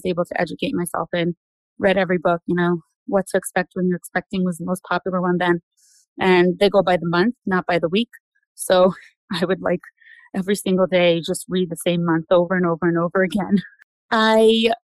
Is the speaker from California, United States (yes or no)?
no; New York City, New York, United States; I'm originally from Brooklyn, good old Brooklyn, New York. Grew up there